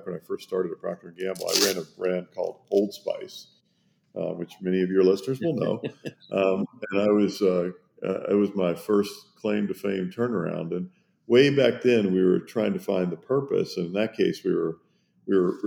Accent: Kentucky, United States; moved away as an adult; also born or lived in Germany / Switzerland / Italy; I grew up in Kentucky in the United States

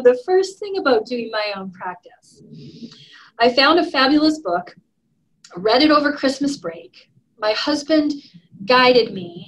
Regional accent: Alberta, Canada; moved away as an adult; now in Sandpoint, United States; I'm from Alberta, so it's just north of Idaho.

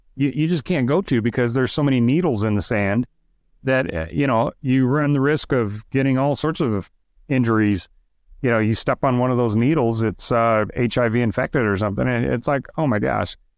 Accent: Idaho, United States; moved away; also born or lived in Moscow, Idaho; I grew up in Idaho. I don't live in Idaho. I haven't lived in Idaho in, I don't know, forty years, but I'm still an Idaho boy

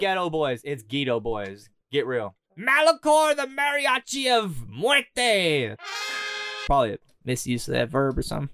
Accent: Southern California, United States; moved away as an adult; now in Canada; I'm from Southern California, and I have been in Canada for a month now

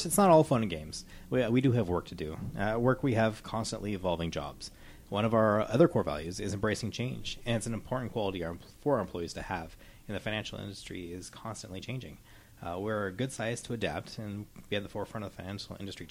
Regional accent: Clatskanie, Oregon, United States; moved away as an adult; also born or lived in Portland, Oregon / California / Hawaii; So I grew up in Klatskanai. I graduated from Klatskanai High School

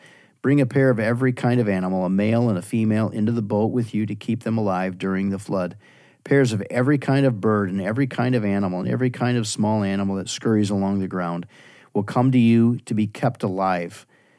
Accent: Wisconsin, United States; Yeah, well, I'm from the west side of Wisconsin.

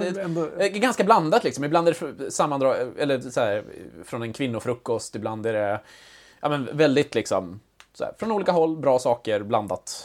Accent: outside Ludvika, Dalarna County, Sweden; moved away; jag är ju inte född och uppvuxen i Ludvika, men mm. utanför

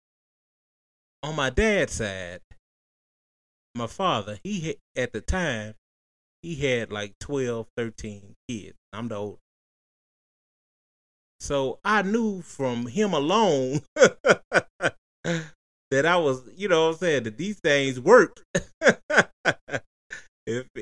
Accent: Tennessee, United States; we are from Tennessee

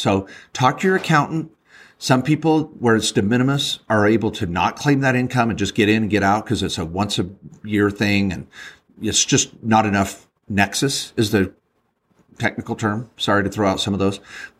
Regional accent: Washington, United States; I'm from Washington.

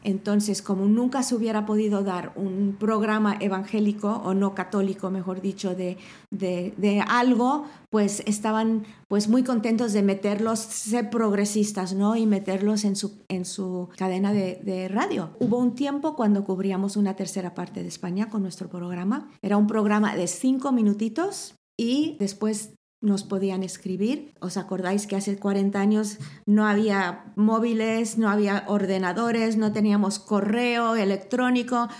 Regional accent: Mexico; moved away as an adult; also born or lived in Ciudad Real, Spain; now in Spain; crecí en México

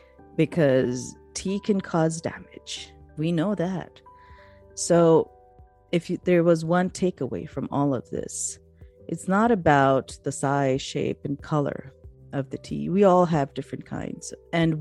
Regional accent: Pakistan; I'm from Pakistan

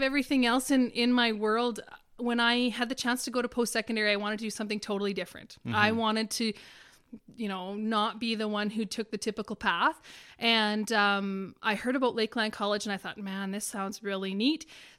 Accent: Hudson Bay, Saskatchewan, Canada; Hudson Bay is located right in northeastern Saskatchewan, in the middle of the forestry, in a snow machiner's paradise, in a hunter's paradise with lakes and situated right around it.

